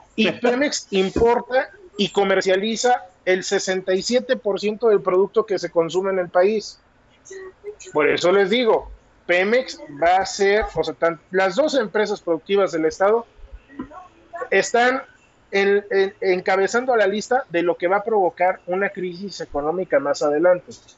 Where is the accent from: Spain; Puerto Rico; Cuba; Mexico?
Mexico; a mí como mexicano